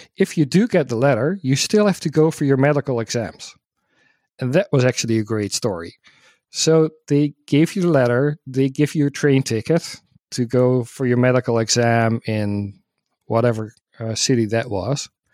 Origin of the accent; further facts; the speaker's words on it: Netherlands; I'm from the Netherlands